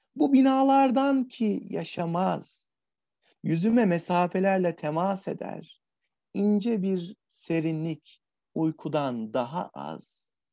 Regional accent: Adana, Turkey; Adana'dan, e, memleketim, sıcak memleketten

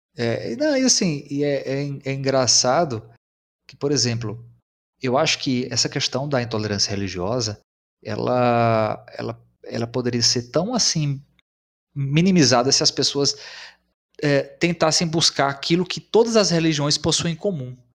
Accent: São Francisco Valley, Brazil; nós somos aqui da região do Vale do São Francisco

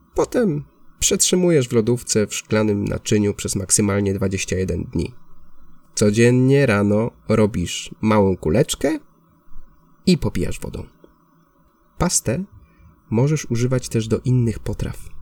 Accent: Poland; now in Barcelona, Spain

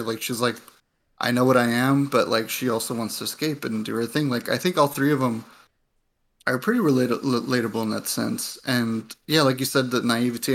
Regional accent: United States; my parents came from Mexico and I, and I, and I grew up here in the States

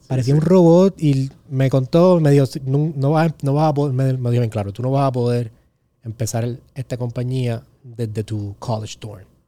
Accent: Carolina, Puerto Rico; yo soy de Carolina

